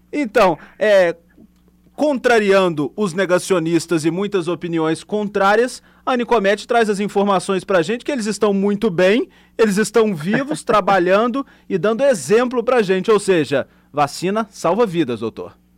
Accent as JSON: {"language": "Portuguese", "region": "Minas Gerais", "country": "Brazil", "moved": "yes", "lives_now": "Espírito Santo, Brazil", "said": "Sou mineiro"}